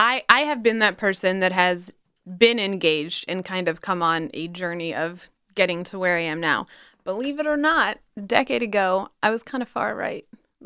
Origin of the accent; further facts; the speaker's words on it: Charlottesville, Virginia, United States; Now, like my coworkers in like France know what my hometown is.